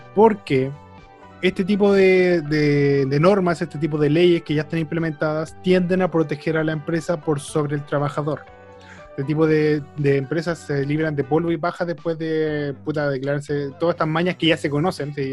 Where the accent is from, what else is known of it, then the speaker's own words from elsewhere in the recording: Chile; como chilenos, no identificamos nuestro propio acento porque somos chilenos